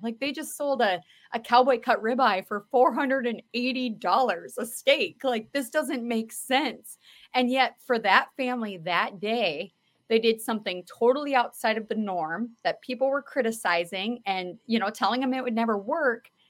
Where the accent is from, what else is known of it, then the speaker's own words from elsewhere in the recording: Mitchell, United States; our weekend snack pack program in Mitchell, my hometown